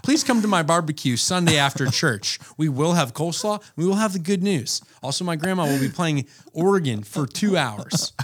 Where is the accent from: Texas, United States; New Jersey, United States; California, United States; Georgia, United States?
Georgia, United States; Atlanta; moved away as an adult; now in Anchorage, United States; I, uh, born and raised in Atlanta, but I've had ties to Anchorage since two thousand nine